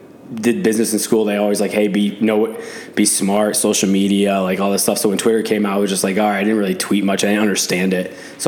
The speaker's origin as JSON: {"language": "English", "town": "Boston", "region": "Massachusetts", "country": "United States", "said": "I mean, I'm from Boston"}